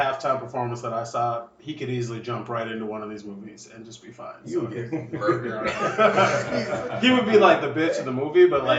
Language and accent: English; Minnesota, United States; I'm from Minnesota.